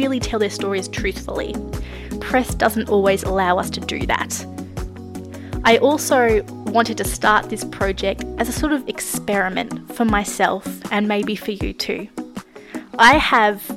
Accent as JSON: {"language": "English", "country": "Australia", "also_born_or_lived": "Melbourne, Australia / Nashville, Tennessee, United States", "said": "I am definitely Australian"}